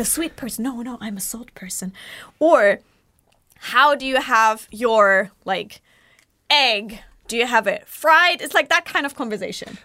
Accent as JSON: {"language": "English", "region": "Bavaria", "country": "Germany", "moved": "yes", "lives_now": "Japan", "said": "you can tell I come from Bavaria"}